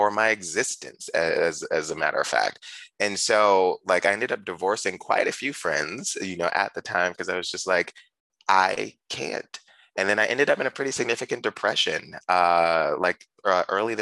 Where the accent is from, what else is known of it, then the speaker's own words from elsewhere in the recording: Ferguson, Missouri, United States; I'm from St. Louis, but in a particularly from a town called Ferguson